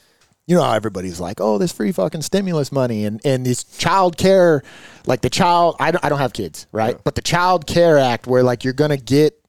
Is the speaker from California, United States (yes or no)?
yes; California, United States; I've born and raised in California